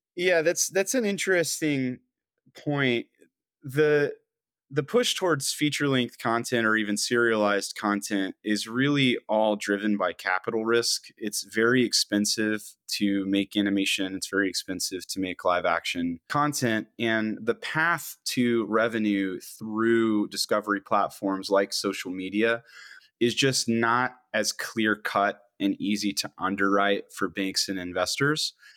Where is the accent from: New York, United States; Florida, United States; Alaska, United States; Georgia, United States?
Georgia, United States; I'm I'm originally from Georgia